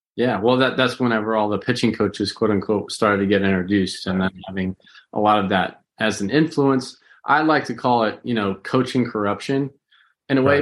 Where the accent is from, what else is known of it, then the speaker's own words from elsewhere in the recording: St. Louis, Missouri, United States; I was born in Saint Louis down there at the old Jewish hospital